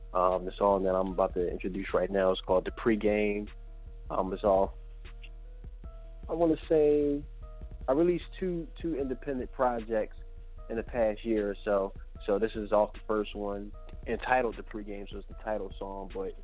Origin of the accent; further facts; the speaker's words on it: Philadelphia, Pennsylvania, United States; now in Atlanta, United States; I'm calling from Atlanta. I'm from Philly, but I live in Atlanta now.